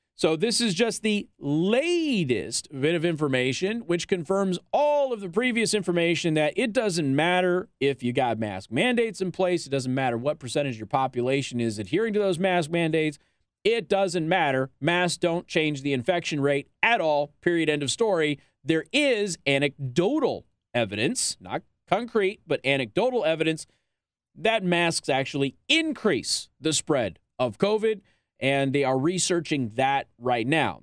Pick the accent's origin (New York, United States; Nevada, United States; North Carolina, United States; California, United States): Nevada, United States; Las Vegas; now in Michiana, United States; I'm from Las Vegas